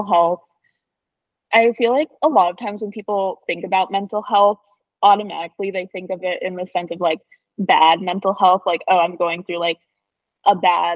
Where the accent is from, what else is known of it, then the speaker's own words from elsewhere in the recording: New Jersey, United States; moved away as an adult; now in Vermont, United States; I'm from New Jersey. I've lived in New Jersey pretty much my whole life.